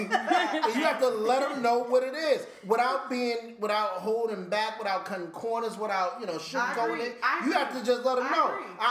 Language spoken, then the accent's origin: English; New York City, New York, United States; I'm from Brooklyn, everybody.